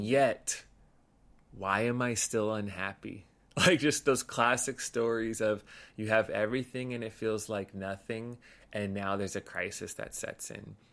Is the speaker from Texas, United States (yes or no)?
no; Los Angeles, California, United States; so grew up in L A, in the San Gabriel Valley